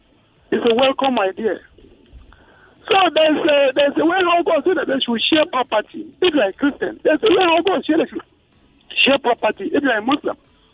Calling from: Lagos, Nigeria; I'm calling from Lekki.

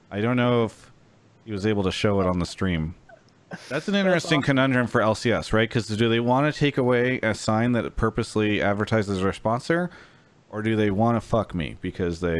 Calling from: Yakima, Washington, United States; I'm calling from Yakima, Washington.

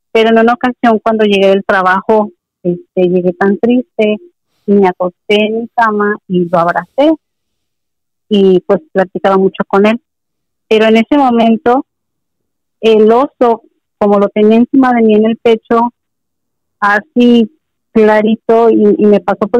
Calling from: Ensenada, Baja California, Mexico; de Baja California.

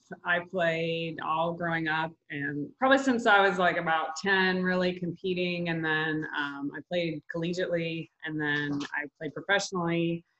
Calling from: Jacksonville, Florida, United States; I'm from Florida.

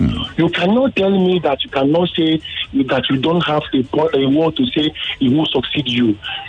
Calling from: Surulere, Lagos, Nigeria; from Surulere.

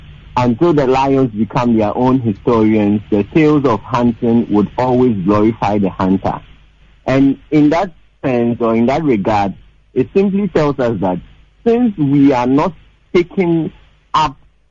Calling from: Legon, Greater Accra, Ghana; from Legon.

